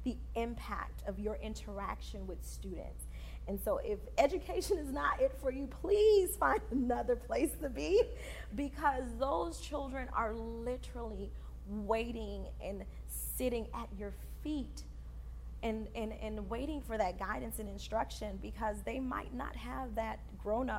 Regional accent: Fort Lauderdale, Florida, United States; also born or lived in Haiti; I am first generation from Haiti, born in Haiti, raised here. And so a lot of the things that I experienced in Fort Lauderdale, Florida was for the first time.

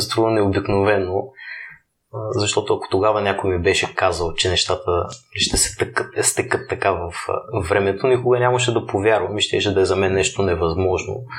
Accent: Burgas, Burgas Province, Bulgaria; moved away; аз съм от Бургас родом

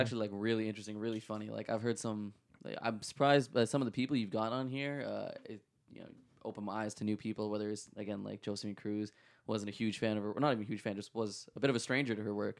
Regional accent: Toronto, Ontario, Canada; I was born in Scarborough General

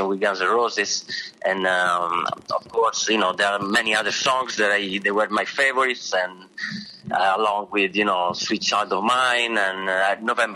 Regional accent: near Bologna, Emilia-Romagna, Italy; moved away as an adult; now in New York, United States; I grew up near Bologna, which is in Emilia-Romagna

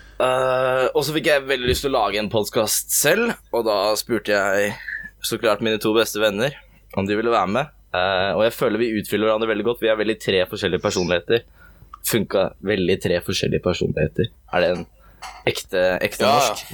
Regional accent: Porsgrunn, Telemark, Norway; moved away as an adult; now in Bergen, Norway; Jeg er fra Porsgrunn mm. i Telemark, men nå har jeg flytta til Bergen for å studere datateknologi

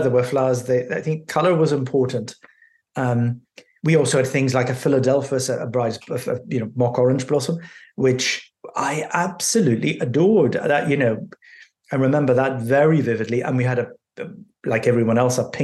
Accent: Belfast, Northern Ireland, United Kingdom; I was born in Northern Ireland, in Belfast, just as the so-called Troubles were kicking off

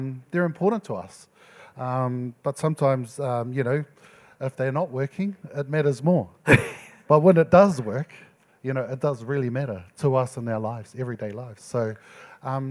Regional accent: Auckland, New Zealand; So this is my home, Auckland.

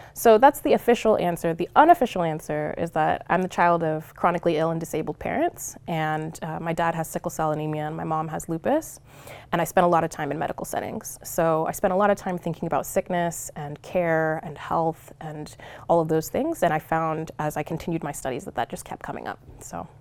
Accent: Long Beach, California, United States; moved away as an adult; also born or lived in Cerritos, California; now in Oregon, United States; I'm originally from Southern California. I split my time between Long Beach and Cerritos, California

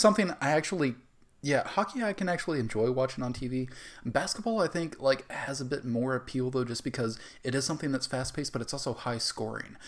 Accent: the South, United States; growing up in the South

